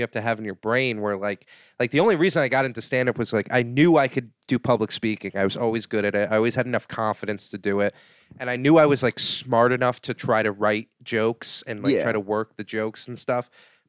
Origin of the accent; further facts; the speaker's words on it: Saugerties, New York, United States; Saugerties, New York, like upstate New York.